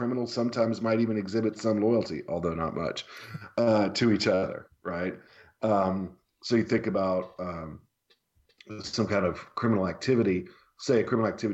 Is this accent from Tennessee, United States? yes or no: yes; Tennessee, United States; growing up in the United States of America, and in particular in Tennessee